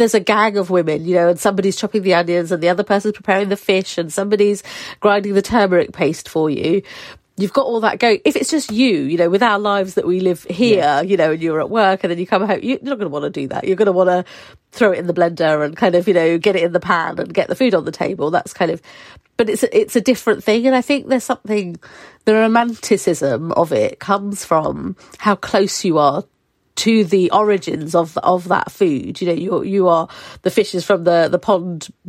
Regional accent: Harlow, East of England, United Kingdom; also born or lived in Wales; I was born in Wales, but brought up in Essex

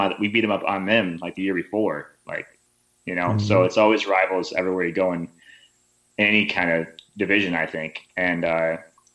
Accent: Alpena, Michigan, United States; moved away as an adult; also born or lived in Toledo, Ohio; now in Sweden; growing up in Alpena

